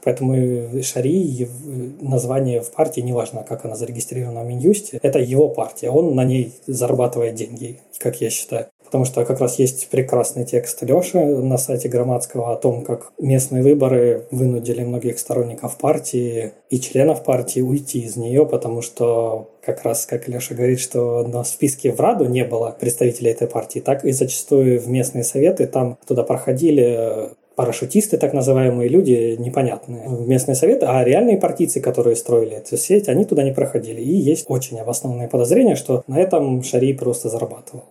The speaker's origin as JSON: {"language": "Russian", "region": "Eastern Ukraine", "country": "Ukraine", "said": "Я как человек из Восточной Украины"}